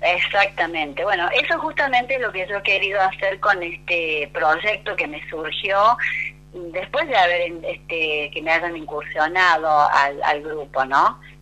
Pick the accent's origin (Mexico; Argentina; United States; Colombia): Argentina; San Luis; yo soy oriunda de la provincia de San Luis Capital. es un 25 de agosto, día de San Luis, así que soy muy puntana